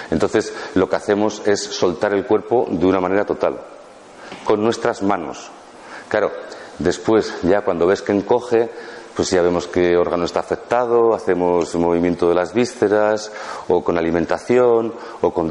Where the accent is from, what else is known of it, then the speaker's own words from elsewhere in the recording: Basque Country, Spain; now in Málaga, Spain; yo vengo del País Vasco, de los equipos ciclistas y todo eso